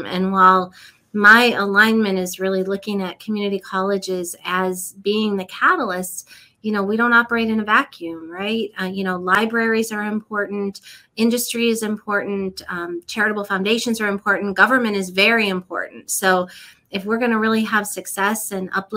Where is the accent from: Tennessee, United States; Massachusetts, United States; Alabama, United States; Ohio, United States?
Ohio, United States; Akron; now in Cary, North Carolina, United States; I grew up in Akron, Ohio, so northeastern Ohio, outside of Cleveland